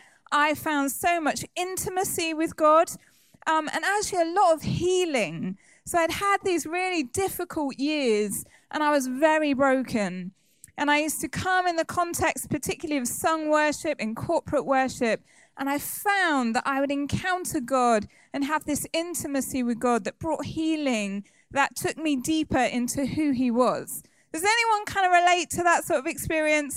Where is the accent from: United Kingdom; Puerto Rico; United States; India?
United Kingdom; Somerset, South West England; I grew up in Somerset and I just was quite sheltered.